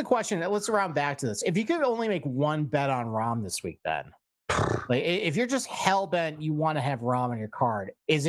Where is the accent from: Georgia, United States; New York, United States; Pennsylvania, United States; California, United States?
New York, United States; Rochester; And, you know, so the PGA Championship is coming to my hometown, Rochester, New York.